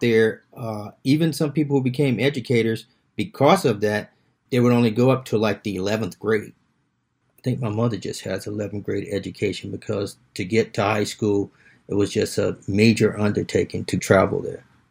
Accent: South Carolina, United States; being from South Carolina, even in my hometown

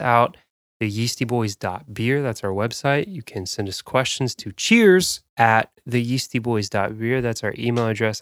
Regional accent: South Dakota, United States; moved away; I was born in South Dakota, which is n, quite, quite a bit up there north

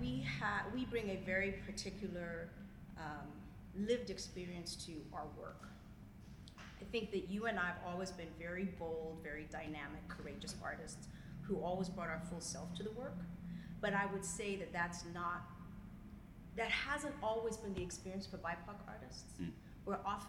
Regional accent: Zimbabwe; moved away; I'm originally from Zimbabwe.

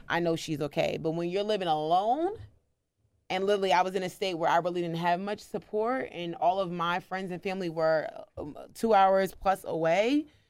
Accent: New Jersey, United States; moved away as an adult; also born or lived in Maryland; I was living in Maryland. I'm originally from New Jersey

